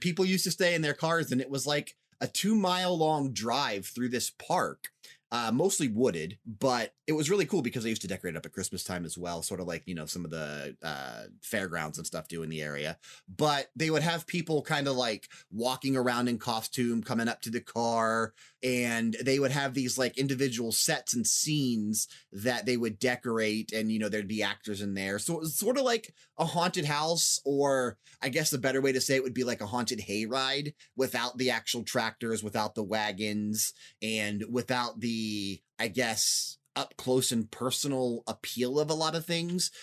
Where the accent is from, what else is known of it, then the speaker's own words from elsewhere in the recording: Northeast Ohio, United States; moved away as an adult; also born or lived in Las Vegas, Nevada; I'm from Northeast Ohio originally before I moved to Vegas, then we're back in Ohio now